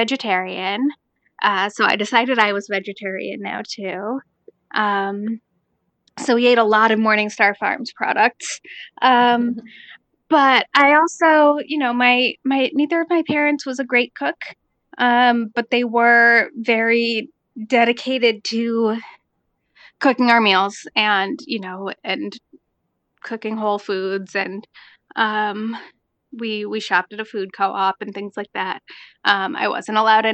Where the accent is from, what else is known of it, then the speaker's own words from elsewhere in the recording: Cambridge, Massachusetts, United States; I grew up in Cambridge, Massachusetts, which is, among other things, where Harvard University is